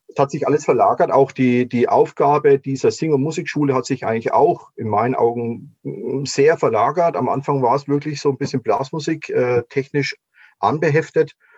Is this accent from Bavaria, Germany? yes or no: yes; near Würzburg, Bavaria, Germany; ich bin ja aufgewachsen letztendlich in der Nähe von Würzburg in Pfalzöchheim